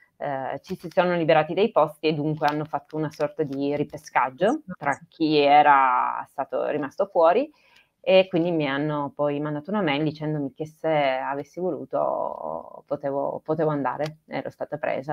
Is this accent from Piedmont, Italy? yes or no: yes; Turin, Piedmont, Italy; also born or lived in Trentino / Grugliasco / Bruino; io sono piemontese, Torino. Torino, ho vissuto fino ai 18, 20, sì, 20 anni insomma a Torino